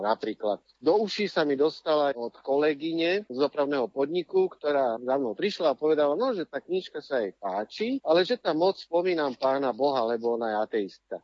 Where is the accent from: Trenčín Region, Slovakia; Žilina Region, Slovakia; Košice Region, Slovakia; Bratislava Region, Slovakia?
Bratislava Region, Slovakia; Bratislava; moved away; also born or lived in Czech Republic; Kvôli jeho práci sme sa odsťahovali do Čech, lebo ja som sa narodil v Bratislave, kde som boli na rôznych dvoch miestach a potom, keď som bol v 7. triede, tak som sa vrátil späť do Bratislavy aj spolu s rodičmi.